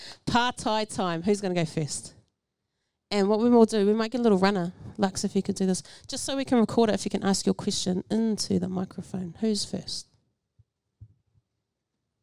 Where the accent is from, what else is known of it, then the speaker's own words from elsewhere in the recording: Rotorua, Bay of Plenty, New Zealand; as a young creative growing up in Rotorua. I grew up in Rotorua as well